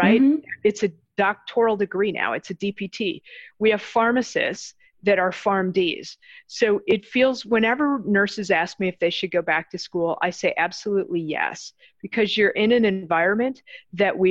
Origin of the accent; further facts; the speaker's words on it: Chicago, Illinois, United States; moved away as an adult; I grew up in Chicago